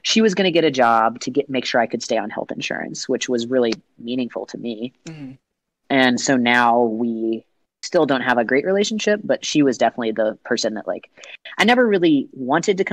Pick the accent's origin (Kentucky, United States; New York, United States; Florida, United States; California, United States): Kentucky, United States; Lexington; in my hometown, Lexington, Kentucky